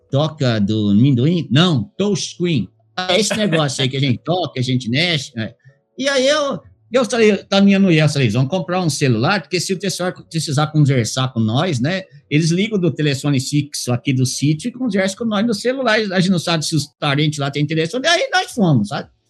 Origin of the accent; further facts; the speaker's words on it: Minas Gerais, Brazil; born there; Ah, eu nasci lá em Usandim, Minas Gerais, não Estados Unidos.